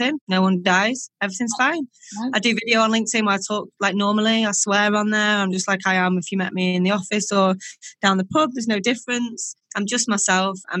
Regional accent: Warrington, North West England, United Kingdom; Warrington, which is my hometown

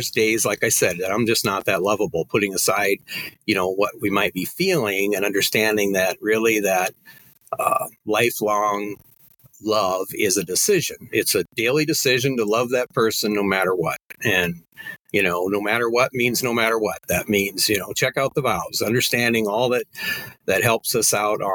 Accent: Crofton, Nebraska, United States; my hometown of Crofton

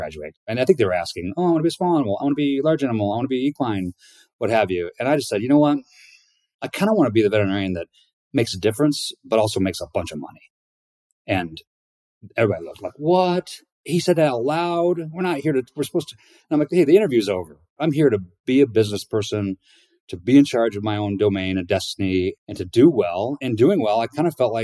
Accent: La Porte, Indiana, United States; now in Bend, United States; born and raised in Northern Indiana, small town, LaPorte, Indiana, up in the Northwest corner

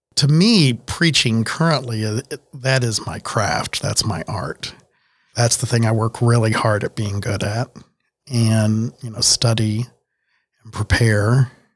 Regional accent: Miami, Oklahoma, United States; I grew up in Miami, Oklahoma, town of about fifteen thousand at that point in the seventies and eighties

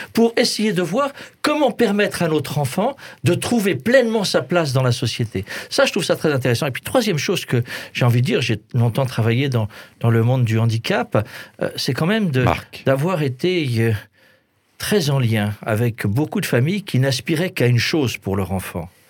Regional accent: Alsace, Grand Est, France; je suis alsacien.

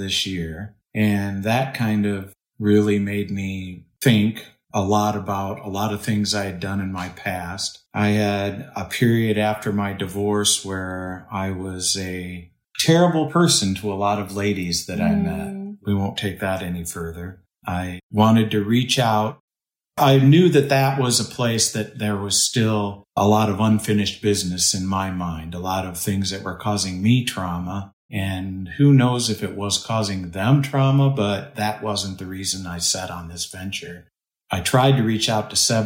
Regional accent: Michigan, United States; moved away as an adult; now in Austin, United States; I grew up in Michigan on a little farm community, lived there until I was 18, 19 years old

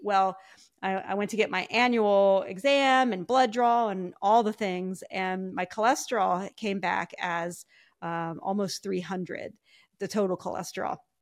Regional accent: Ohio, United States; I grew up in Ohio

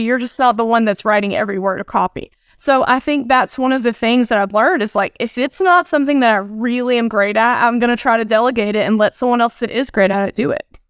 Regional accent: Northeast Georgia mountains, United States; moved away; today I'm actually in the Northeast Georgia mountains. So I'm visiting some family. This is where I'm originally from, about two hours north of Atlanta

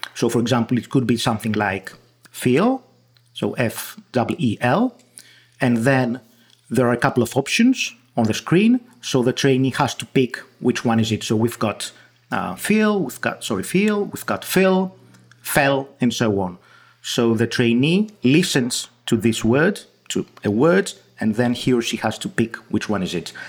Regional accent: Greece; accent: Greek; first language Greek; English is a second language; my Greek accent

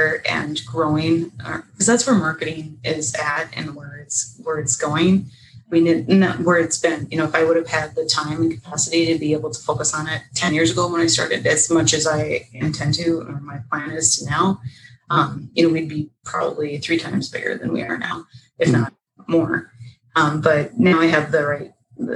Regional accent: Northern Minnesota, United States; I'm from Northern Minnesota, and you go ice fishing in the winter, go skiing, snowmobiling. So that's what I grew up doing

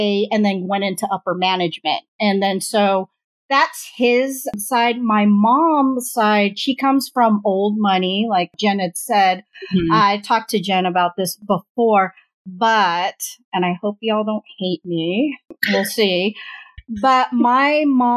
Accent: Orange County, California, United States; I was born in and raised in Orange County

